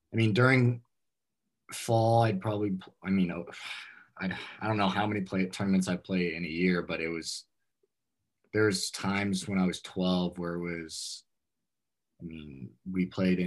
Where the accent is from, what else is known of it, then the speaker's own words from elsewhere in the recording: Palm Desert, California, United States; Originally, I'm from Palm Desert, California. Born and raised there, grew up out there. So just a lifelong desert rat, you could say.